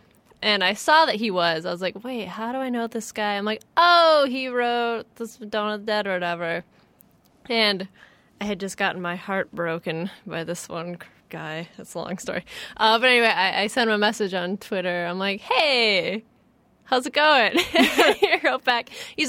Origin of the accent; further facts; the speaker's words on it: Kalamazoo, Michigan, United States; Kalamazoo, Michigan.